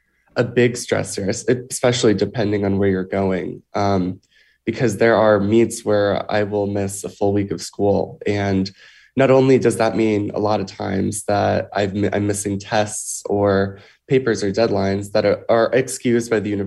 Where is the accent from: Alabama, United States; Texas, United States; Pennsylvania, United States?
Alabama, United States; moved away as an adult; now in Connecticut, United States; I mean, for me, I'm from Alabama. I live in Connecticut now. So I was recruited to swim in Connecticut.